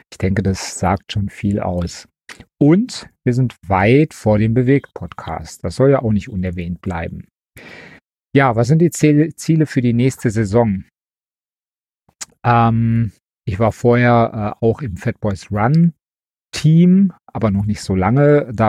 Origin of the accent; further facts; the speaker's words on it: Wesel, North Rhine-Westphalia, Germany; now in Leverkusen, Germany; Ich bin geboren in Wesel, wohne aber mittlerweile in Leverkusen